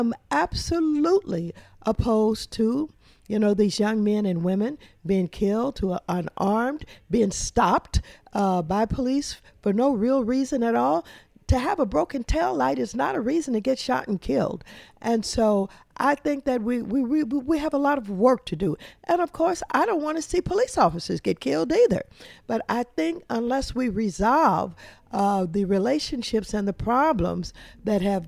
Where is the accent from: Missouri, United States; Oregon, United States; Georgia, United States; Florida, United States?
Missouri, United States; Kinloch; moved away; I'm from Kinloch, one of those towns